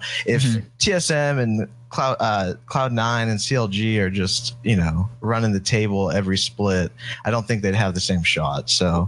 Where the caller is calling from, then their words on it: Dallas, Texas, United States; Hey man, I'm in Dallas, Texas.